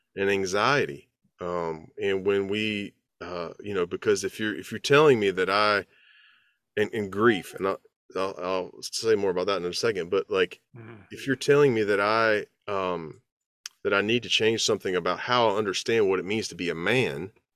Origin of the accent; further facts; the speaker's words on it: the South, United States; as a Southerner